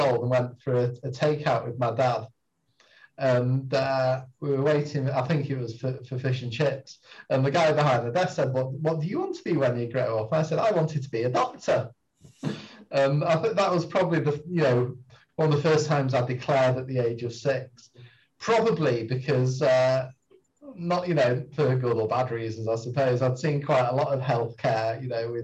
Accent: Bury, North West England, United Kingdom; moved away as an adult; also born or lived in Cambridge; originally I'm a Bury boy, sort of born and grew up and spent most of my early life around North Manchester in Bury

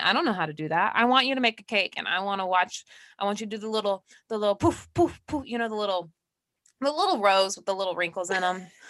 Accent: Georgia, United States; that's my home state

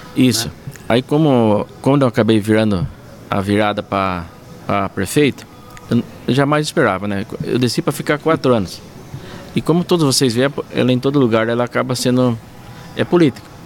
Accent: Cesário Lange, São Paulo, Brazil; also born or lived in Tatuí; Eu sou nascido em Tatuí, mas a vida inteira ali em Cesarlândia, criado com meus pais.

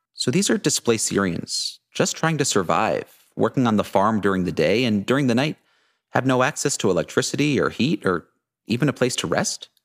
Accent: United States; moved away as an adult; also born or lived in Dubai; I grew up in New York City in a very small suburb of Boston

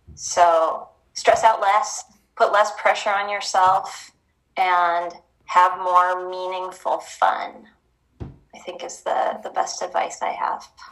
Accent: Tacoma, Washington, United States; also born or lived in Iowa State; now in Oregon, United States; I'm from Tacoma.

